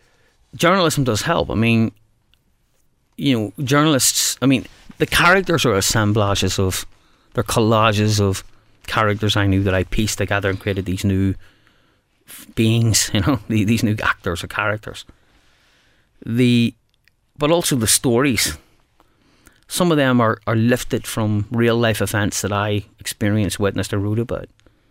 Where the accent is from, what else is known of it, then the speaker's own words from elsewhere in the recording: Belfast, Northern Ireland, United Kingdom; And we're both from Belfast.